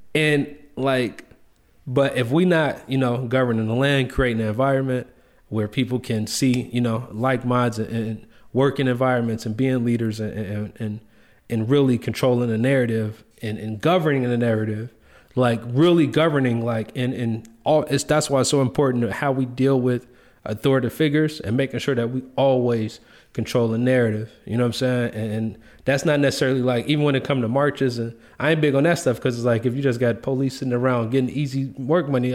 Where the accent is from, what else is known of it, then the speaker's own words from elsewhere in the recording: Chicago, Illinois, United States; I grew up in the Greens. I'm from Cabrini Green Projects.